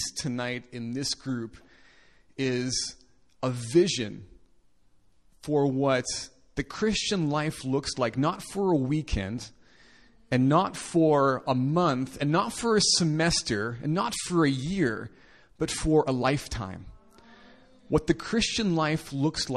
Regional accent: Winnipeg, Manitoba, Canada; So I'm from Canada, in case you're interested, from a city called Winnipeg.

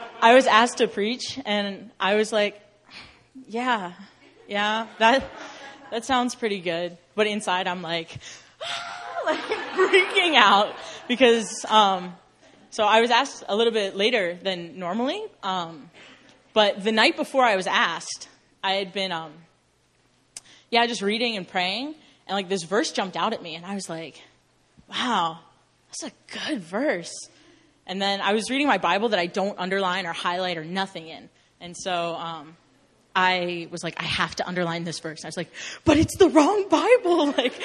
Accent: Northern Virginia, United States; moved away as an adult; also born or lived in Missouri; now in South Korea; I'm from Northern Virginia, but I went to a Christian university in Missouri, so I'm kind of East Coast and kind of Midwest

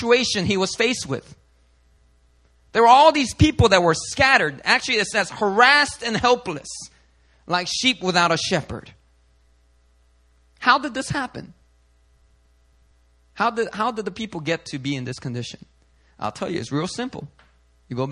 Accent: Philadelphia, Pennsylvania, United States; I grew up in Philly

